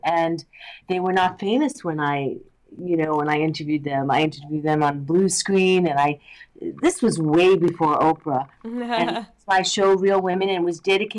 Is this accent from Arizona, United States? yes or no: no; New York, United States; now in Los Angeles, United States; I'm from New York. I started out as an actress. I still act. I came